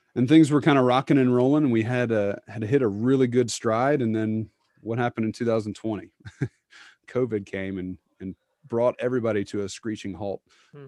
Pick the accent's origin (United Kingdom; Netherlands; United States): United States; Charlotte, North Carolina; I grew up in Charlotte, went to a very large PCA church there, um, went to college in Charlotte, went to seminary in Charlotte